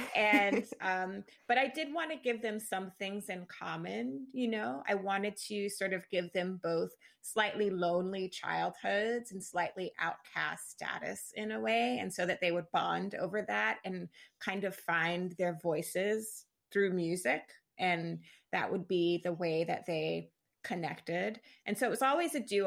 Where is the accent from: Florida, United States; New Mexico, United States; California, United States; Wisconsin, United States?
Florida, United States; Jacksonville; moved away as an adult; now in Brooklyn, New York, United States; I'm from the Southern United States. I'm from Florida